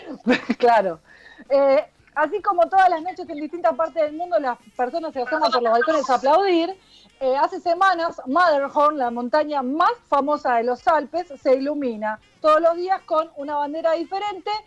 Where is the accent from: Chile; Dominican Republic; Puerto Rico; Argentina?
Argentina; somos argentinos